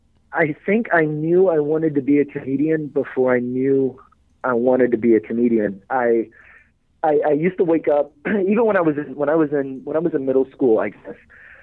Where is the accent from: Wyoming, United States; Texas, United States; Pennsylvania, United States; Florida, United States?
Texas, United States; Beaumont; A little town called Beaumont.